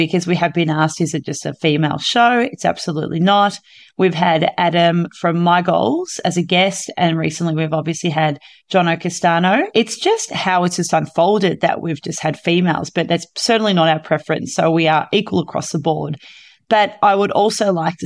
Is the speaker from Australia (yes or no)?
yes; Victoria, Australia; I'm from Victoria